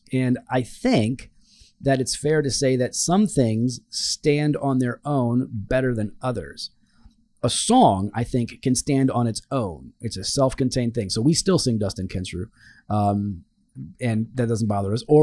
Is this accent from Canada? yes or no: yes; Canada; that and I'm Canadian.